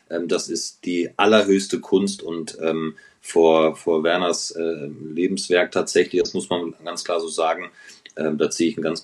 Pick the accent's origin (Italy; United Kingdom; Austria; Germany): Germany; North Rhine-Westphalia; ich bin ja groß geworden in Ostwestfalen